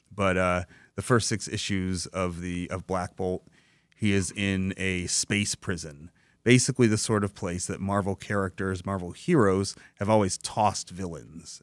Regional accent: Dearborn, Michigan, United States; I grew up in Dearborn

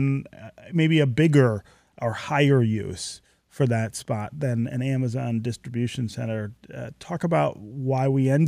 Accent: Detroit, Michigan, United States; being a kid here growing up in Detroit

